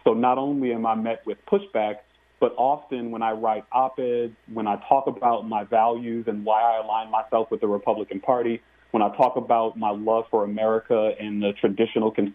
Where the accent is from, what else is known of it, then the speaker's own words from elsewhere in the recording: New Orleans, Louisiana, United States; Growing up in New Orleans, Louisiana, in a middle-class household